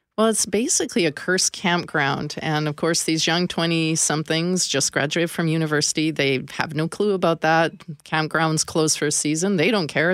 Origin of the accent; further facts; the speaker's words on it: northern British Columbia, Canada; now in Manitoba, Canada; I wasn't fortunate enough to grow up here. I grew up in, uh, northern B C